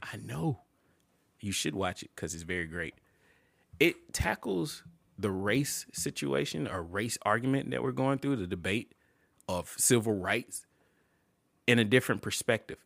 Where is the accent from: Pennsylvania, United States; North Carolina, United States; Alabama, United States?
Alabama, United States; Montgomery; I grew up in Montgomery.